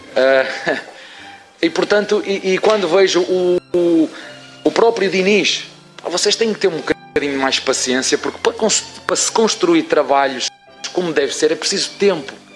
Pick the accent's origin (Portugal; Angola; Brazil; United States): Portugal; como portugueses que somos.